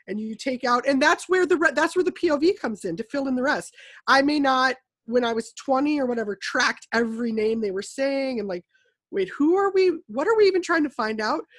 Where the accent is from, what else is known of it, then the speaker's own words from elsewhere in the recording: United States; we as an American populace